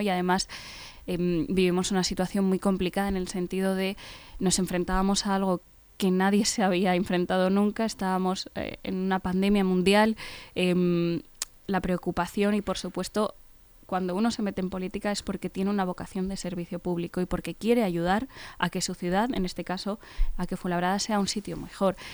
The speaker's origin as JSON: {"language": "Spanish", "town": "Fuenlabrada", "region": "Community of Madrid", "country": "Spain", "said": "somos eh, de Fuenlabrada y conocemos muchas de las necesidades"}